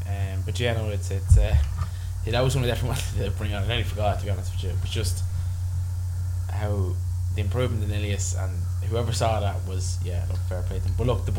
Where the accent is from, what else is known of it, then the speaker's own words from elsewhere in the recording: Ireland; as Irish buckos